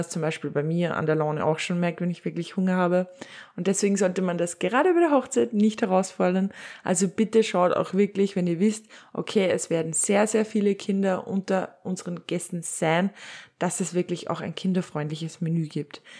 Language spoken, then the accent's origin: German; Upper Austria, Austria; bei uns in Oberösterreich